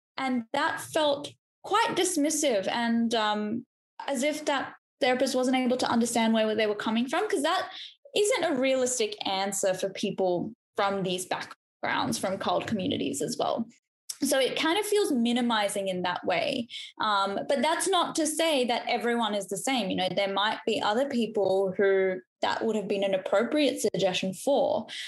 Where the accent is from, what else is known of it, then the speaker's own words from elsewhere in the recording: Australia; accent: Australian; you know, our accent is Australian, we sound like we're from Australia, which we are